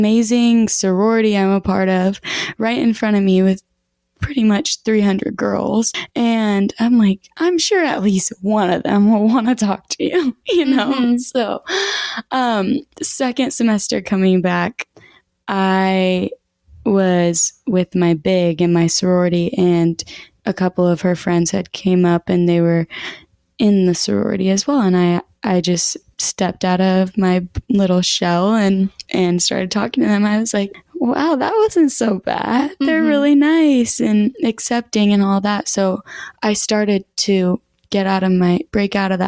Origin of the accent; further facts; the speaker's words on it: Sumner, United States; moved away as an adult; growing up in Sumner, you have the same, you know, all the same people from elementary to middle school to high school